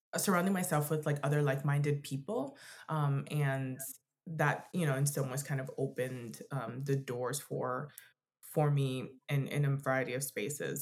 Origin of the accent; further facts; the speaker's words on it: Florida, United States; now in Denver, United States; we're from from Florida